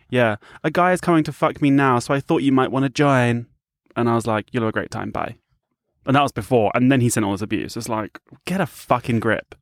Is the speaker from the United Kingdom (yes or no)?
yes; United Kingdom; I'm from the U K.